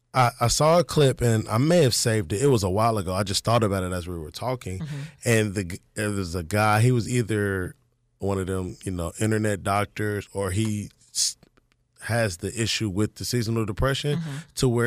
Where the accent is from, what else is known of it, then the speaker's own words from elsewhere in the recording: Kansas City, United States; moved away; I'm from Kansas City.